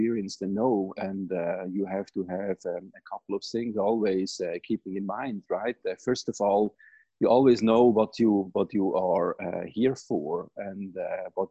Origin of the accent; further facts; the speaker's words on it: Switzerland; moved away as an adult; now in United States; as you most probably can recognize from my accent, I grew up in Switzerland, not here in the US